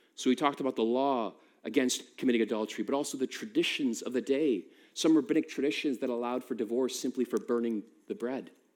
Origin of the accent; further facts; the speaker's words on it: United States; now in United Kingdom; I'm American